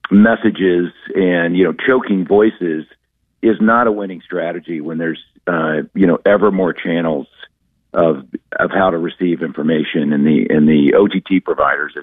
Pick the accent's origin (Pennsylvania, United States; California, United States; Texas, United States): Texas, United States; Dallas; now in New York, United States; I grew up in Dallas, Texas